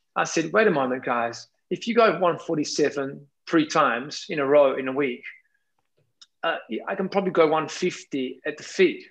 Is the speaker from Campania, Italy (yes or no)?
yes; Naples, Campania, Italy; English is a second language; I always love my hometown city. That's Napoli